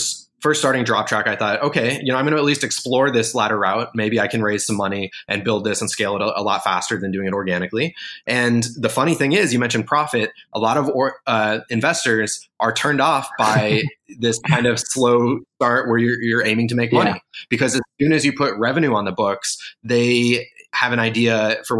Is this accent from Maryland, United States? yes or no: no; Colorado, United States; moved away as an adult; where I grew up in Colorado